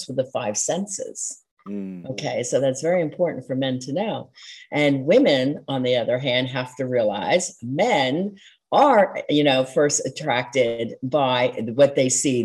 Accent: outside of Philadelphia, Pennsylvania, United States; I grew up outside of Philadelphia and we're very impassioned

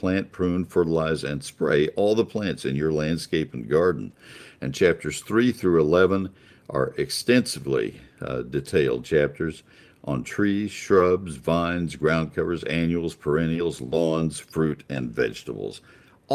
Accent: College Station, Texas, United States; also born or lived in Dallas-Fort Worth area, Texas; I spent all of my childhood days growing up in College Station

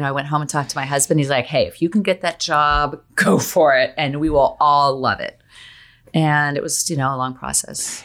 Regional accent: State College, Pennsylvania, United States; moved away; I grew up in State College, Pennsylvania, which is in the middle of the nowhere, Penn State, Penn State football

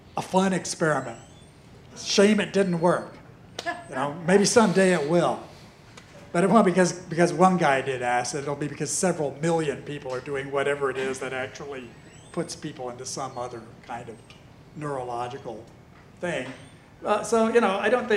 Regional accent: United States; I'm American

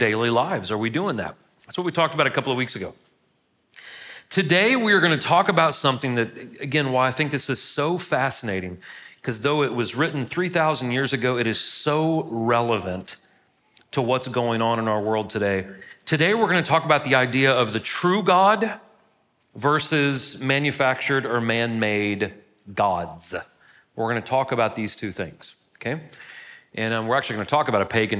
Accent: St. Louis, Missouri, United States; now in Murfreesboro, United States; I'm from St. Louis.

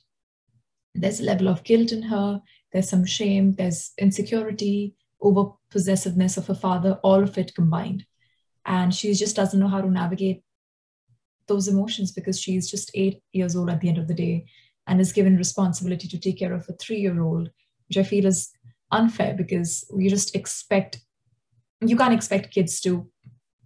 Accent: Delhi, India; moved away; my hometown in Delhi

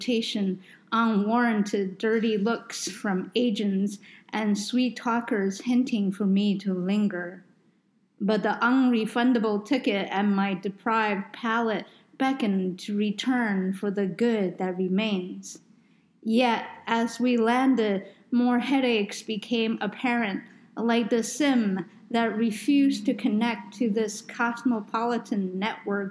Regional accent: New York, United States; I grew up in New York

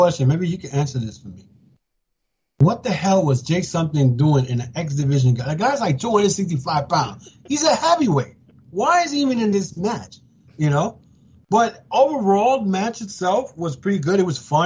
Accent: United States; I'm an American

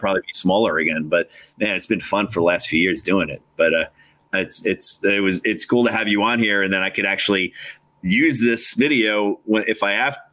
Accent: New Jersey, United States; also born or lived in Long Island, New York; I was originally from Long Island, and then, you know, New Jersey since third grade

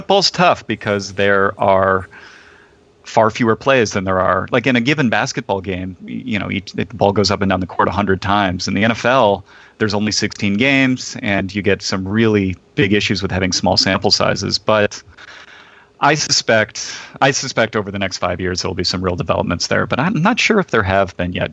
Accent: Shaker Heights, Ohio, United States; I was born in Shaker Heights.

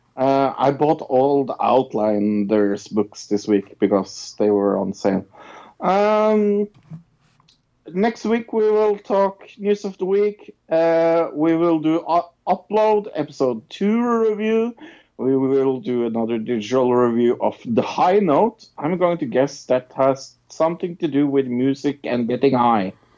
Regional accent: Norway; I'm from Norway

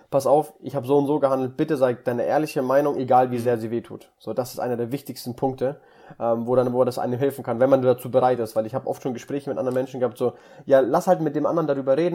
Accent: Russia; Also, ich komme aus Russland, wir Russen sind halt so.

